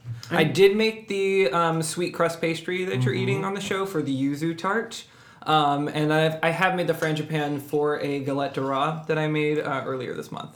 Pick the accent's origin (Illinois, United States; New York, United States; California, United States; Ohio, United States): California, United States; Sunnyvale; moved away as an adult; also born or lived in Tokyo, Japan / Maine / Vermont / Boston; now in Los Angeles, United States; I grew up in Sunnyvale, California, up north near San Jose. I lived there.